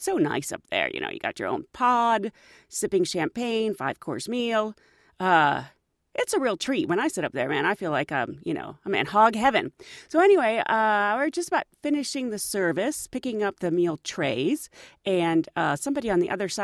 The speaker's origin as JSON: {"language": "English", "town": "Pittsburgh", "region": "Pennsylvania", "country": "United States", "tie": "born or raised there", "said": "the amusement park where I grew up in Pittsburgh is Kennywood"}